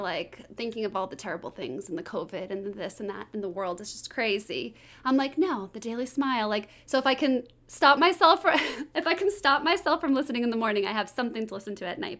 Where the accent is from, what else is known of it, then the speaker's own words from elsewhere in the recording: Boston, Massachusetts, United States; I'm from Boston